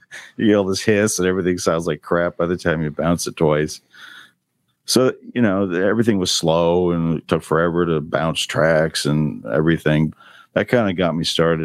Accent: Greenwich, Connecticut, United States; also born or lived in Boston; now in Nashville, United States; my hometown of Greenwich

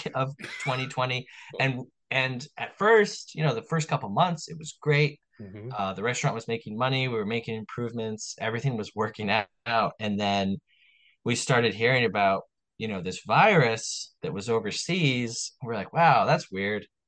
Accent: Long Island, New York, United States; I was born on Long Island in New York

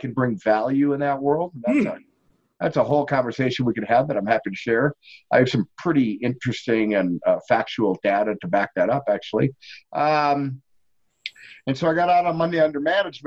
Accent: Detroit, Michigan, United States; moved away as an adult; now in Colorado Springs, United States; I grew up in Detroit, Michigan

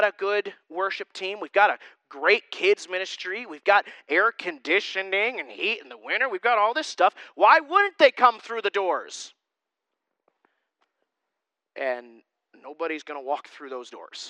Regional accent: Susquehanna County area, Pennsylvania, United States; born or raised there

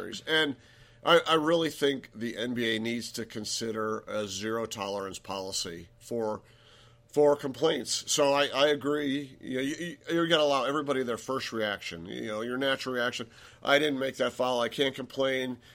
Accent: Cleveland, Ohio, United States; we're from Cleveland

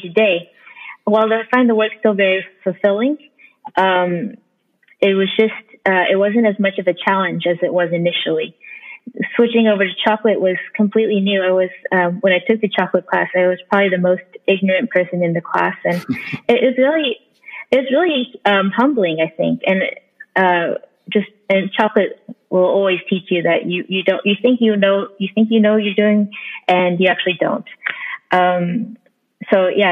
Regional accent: Oklahoma, United States; now in Oakland, United States; I grew up in Oklahoma, where it's predominantly white

